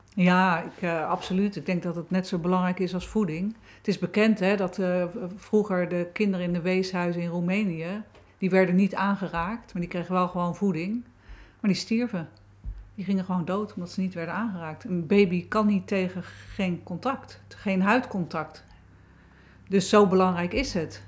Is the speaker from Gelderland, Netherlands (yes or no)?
no; Wateringen, South Holland, Netherlands; ben in Wateringen geboren, 1965